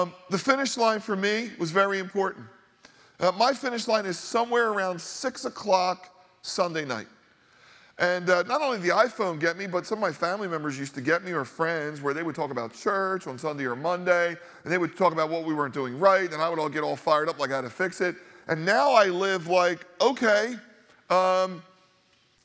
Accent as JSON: {"language": "English", "region": "Northeast", "country": "United States", "tie": "born or raised there", "said": "growing up in the Northeast, a highly Catholic area"}